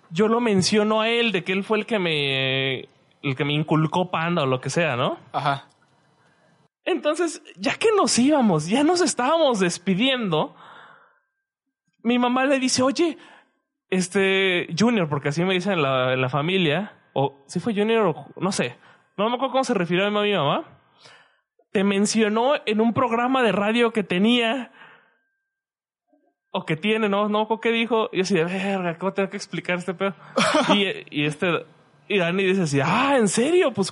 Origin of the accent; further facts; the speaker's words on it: Guadalajara, Jalisco, Mexico; also born or lived in Querétaro; yo ya me había acostumbrado, o sea, yo no me escucho mi propio acento. Pero en Querétaro yo no escuchaba un acento particular. Entonces, cuando volví aquí a, acá a Guadalajara, sí fue como un choque de, ah, la verdad, estos güeyes sí tienen un acento y bien marcado.